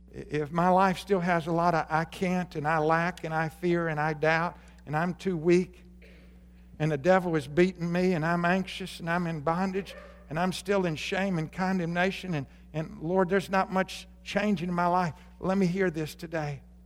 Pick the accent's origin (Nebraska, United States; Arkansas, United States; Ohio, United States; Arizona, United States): Arkansas, United States; moved away; when I grew up in Arkansas